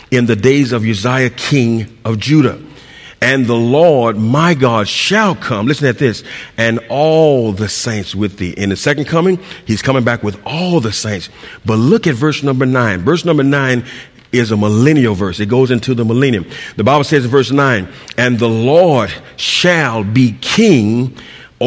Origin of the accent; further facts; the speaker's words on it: San Diego, California, United States; I'm from San Diego